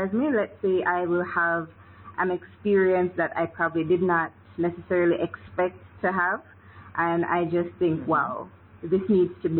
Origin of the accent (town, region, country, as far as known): Kingston, Jamaica; born or raised there